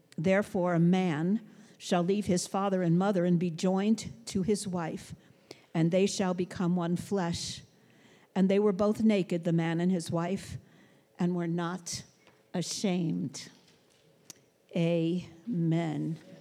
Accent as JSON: {"language": "English", "town": "New York City", "region": "New York", "country": "United States", "tie": "born or raised there", "said": "I grew up in Brooklyn"}